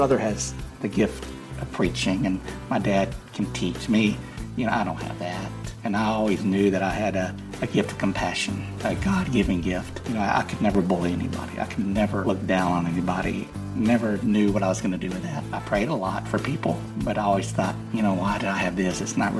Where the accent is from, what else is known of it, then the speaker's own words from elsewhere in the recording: Bishop, Texas, United States; I grew up in Bishop, Texas, a small town in South Texas. I grew up in the Christian family